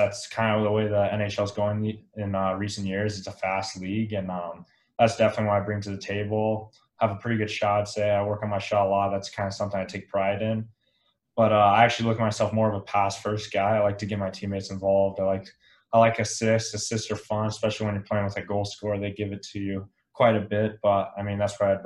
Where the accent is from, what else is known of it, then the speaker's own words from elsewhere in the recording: Elizabeth, Colorado, United States; growing up in Colorado, and actually grew up in a small town called Elizabeth, Colorado, which is about an hour south of Denver.